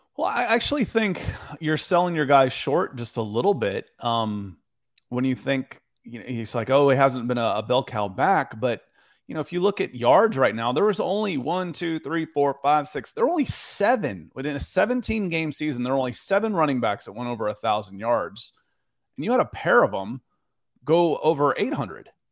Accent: the deep South, Georgia, United States; I grew up in the South, and I know what summers can be like here in Georgia, in the deep South

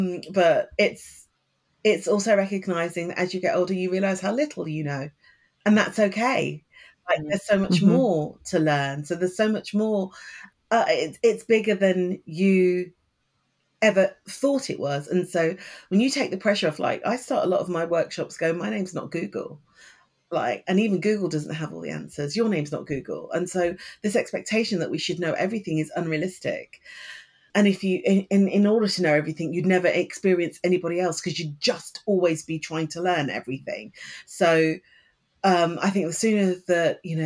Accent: Leicester, East Midlands, United Kingdom; moved away; I'm from the Midlands, from Leicester

